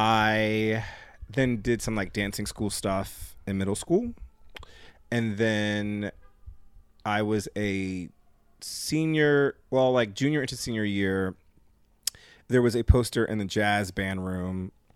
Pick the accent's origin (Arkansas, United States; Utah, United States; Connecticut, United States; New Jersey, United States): Connecticut, United States; New Haven; New Haven, Connecticut.